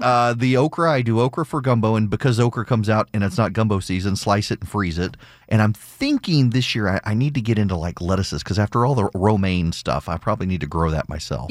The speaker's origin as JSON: {"language": "English", "region": "Louisiana", "country": "United States", "tie": "born or raised there", "moved": "yes", "said": "before I was allowed to leave Louisiana, my mom made me learn how to make red beans and rice, jambalaya, and gumbo"}